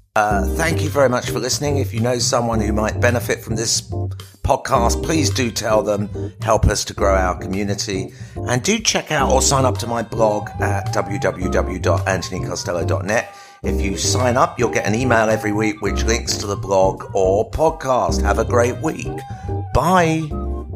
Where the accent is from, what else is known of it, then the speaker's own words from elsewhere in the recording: United Kingdom; as a Brit